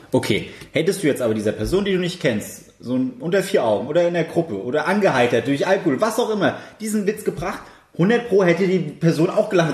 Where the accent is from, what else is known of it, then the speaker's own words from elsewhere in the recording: Germany; als Deutscher